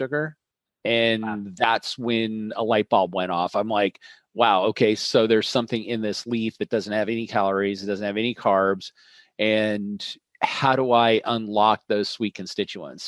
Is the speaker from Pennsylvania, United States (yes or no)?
no; Colorado, United States; also born or lived in Milwaukee, Wisconsin; I grew up on a ranch in Colorado